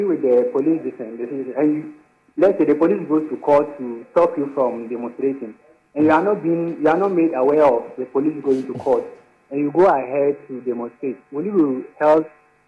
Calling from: Bolgatanga?, Upper East, Ghana; I'm calling from Boko in the Upper East Region.

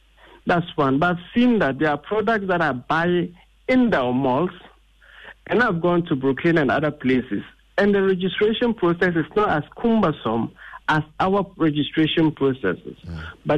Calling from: Accra, Greater Accra, Ghana; a public speaking coach, and I'm calling from Accra.

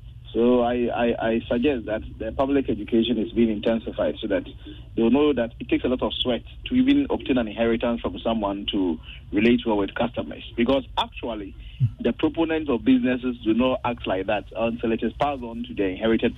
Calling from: Cape Coast, Central Region, Ghana; I'm calling from Cape Coast.

